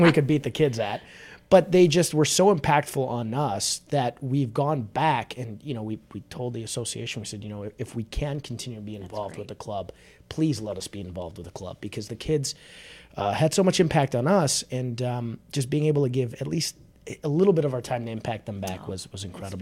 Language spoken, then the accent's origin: English; Chicago, Illinois, United States; I'm a born and raised in Chicago guy